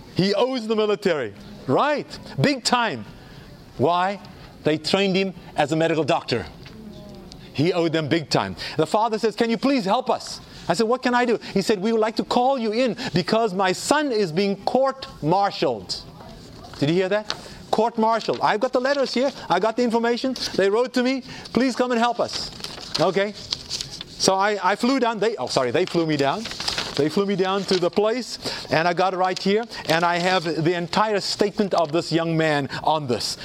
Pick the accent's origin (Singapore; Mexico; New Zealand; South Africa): South Africa; I grew up in South Africa.